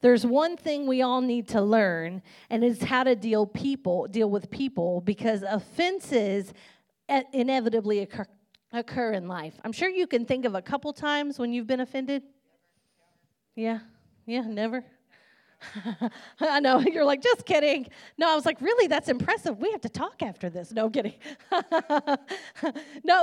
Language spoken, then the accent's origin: English; Kentucky, United States; I'm a country girl. I'm from Kentucky